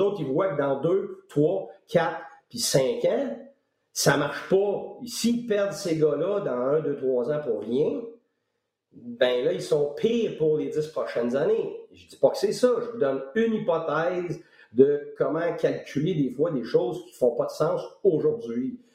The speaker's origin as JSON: {"language": "French", "region": "Quebec", "country": "Canada", "also_born_or_lived": "Tampa", "moved": "as an adult", "said": "ça fait 12 ans que je suis parti du Québec"}